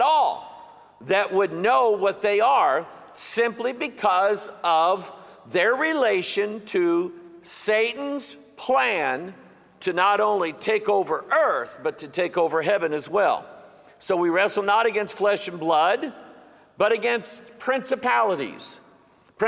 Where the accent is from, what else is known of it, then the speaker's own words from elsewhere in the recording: Festus, Missouri, United States; the little town that I'm from called Festus